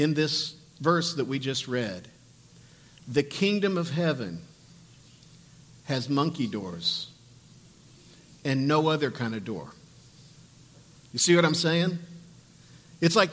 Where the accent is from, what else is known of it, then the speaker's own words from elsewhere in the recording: St. Joseph, United States; when I was a kid, I grew up in St. Joe